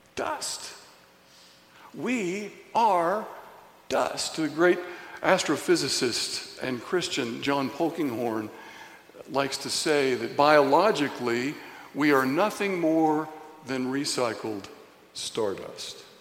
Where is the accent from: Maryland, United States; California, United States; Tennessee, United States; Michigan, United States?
Tennessee, United States; Signal Mountain; growing up in Signal Mountain, Tennessee, going to Signal Mountain Elementary School on the playground